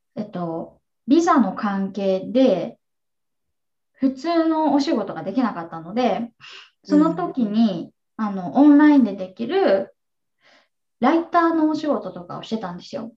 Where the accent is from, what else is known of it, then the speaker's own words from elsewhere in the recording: Japan; moved away as an adult; also born or lived in New York, United States; now in Seattle, United States; 県出身で、え国際結婚を経て7年ぐらい前にアメリカに移住してきて